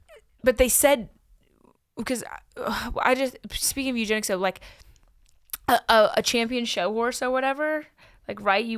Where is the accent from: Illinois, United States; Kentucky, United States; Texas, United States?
Kentucky, United States; Louisville; So I grew up, like, in Louisville. I grew up around the racing world.